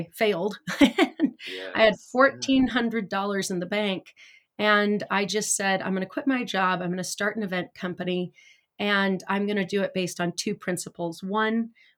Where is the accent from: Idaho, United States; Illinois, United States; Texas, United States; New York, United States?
Idaho, United States; Idaho Falls; also born or lived in Bay Area; now in California, United States; I grew up in Idaho Falls, Idaho with not a lot.